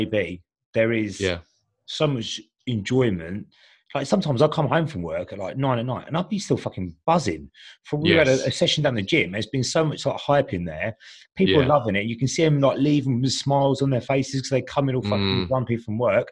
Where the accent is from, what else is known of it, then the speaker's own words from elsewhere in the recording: Medway, South East England, United Kingdom; We're both from Medway